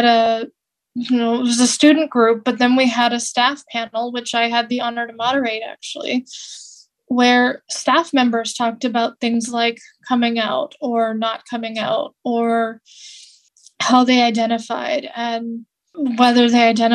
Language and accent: English; California, United States; where I grew up in California